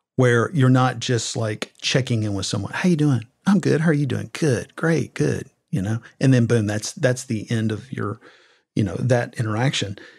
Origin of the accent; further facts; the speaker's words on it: Southern Middle Tennessee, United States; growing up in Southern Middle Tennessee to a very conservative family